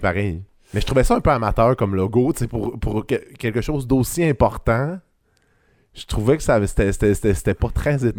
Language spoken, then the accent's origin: French; Quebec, Canada; je viens du Saguenay-Lac-Saint-Jean